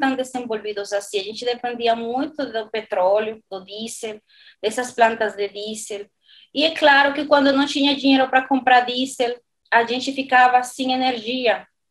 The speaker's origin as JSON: {"language": "Portuguese", "country": "Dominican Republic", "also_born_or_lived": "Spain / Madrid, Spain / Valencia, Spain", "second_language": "Portuguese", "moved": "as an adult", "lives_now": "São Paulo, Brazil", "said": "sou da República Dominicana"}